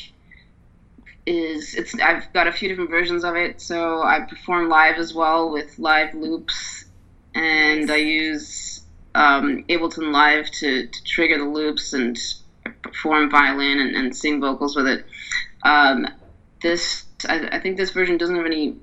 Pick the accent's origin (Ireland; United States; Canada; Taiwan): Ireland; Dublin, Leinster; moved away; So I'm from Dublin, so I'm going to visit family in Dublin